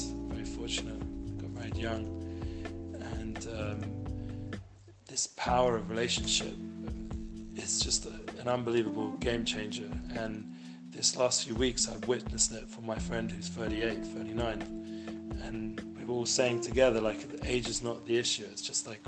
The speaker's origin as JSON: {"language": "English", "town": "Edgware", "region": "London", "country": "United Kingdom", "tie": "born or raised there", "moved": "as an adult", "lives_now": "Jerusalem, Israel", "said": "growing up in Edgware, you know, I wouldn't have imagined that I'd have had the merit to live the last 20 years in the Holy Land, and most of that time in Yerushalayim"}